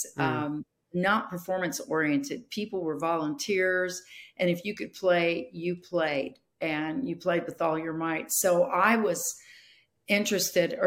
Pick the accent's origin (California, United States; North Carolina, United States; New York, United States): California, United States; Bellflower; now in Newark, United States; I was raised in a little home missions church in Bellflower, California